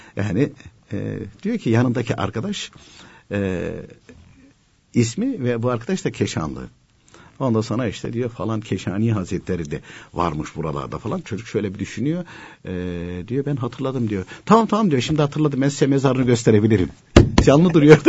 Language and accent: Turkish; Konya, Turkey; Ben de Konyalıyım